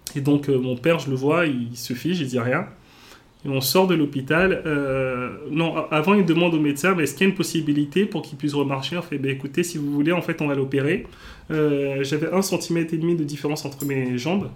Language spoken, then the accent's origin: French; Cotonou, Littoral, Benin; also born or lived in Auxerre, France; now in Paris, France; je suis né au Bénin. Donc, le Bénin, pour ceux qui qui connaissent pas, c'est un petit pays en Afrique de l'Ouest